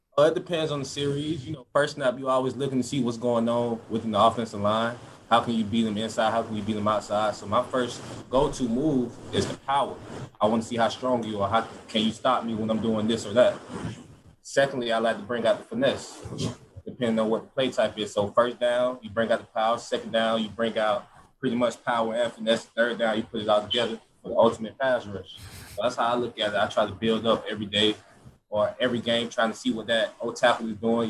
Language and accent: English; Georgia, United States; moved away as an adult; now in Florida, United States; That's my hometown state and I loved it